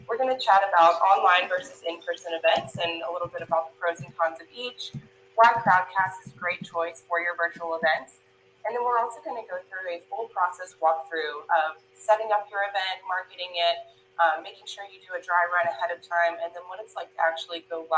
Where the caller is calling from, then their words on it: Savannah, Georgia, United States; Today, I am tuning in from Savannah, Georgia.